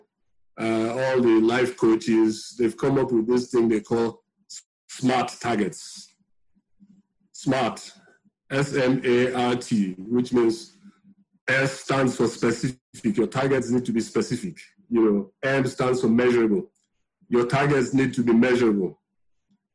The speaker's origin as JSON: {"language": "English", "town": "Warri", "region": "Delta", "country": "Nigeria", "tie": "born or raised there", "also_born_or_lived": "Benin City", "moved": "yes", "lives_now": "Lagos, Nigeria", "said": "I grew up in Warri."}